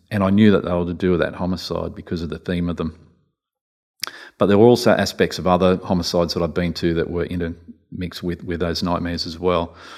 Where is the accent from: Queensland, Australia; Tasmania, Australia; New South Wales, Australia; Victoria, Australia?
New South Wales, Australia; Newcastle; I was brought up in Newcastle